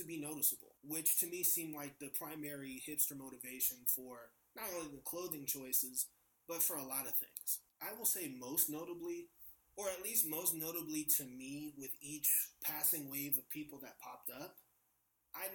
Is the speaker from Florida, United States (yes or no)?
no; San Francisco, California, United States; I'm from San Francisco. My neighborhood is called Bernal Heights